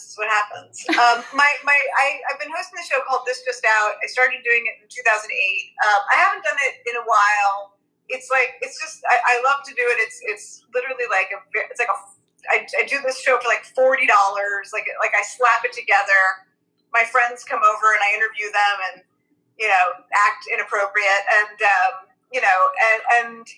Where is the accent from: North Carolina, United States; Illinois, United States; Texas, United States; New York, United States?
New York, United States; New York City; I'm from Brooklyn